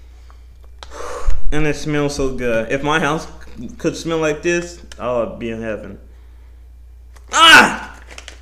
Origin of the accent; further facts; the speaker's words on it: Missouri, United States; my home state. Let's go. Yeah, Missouri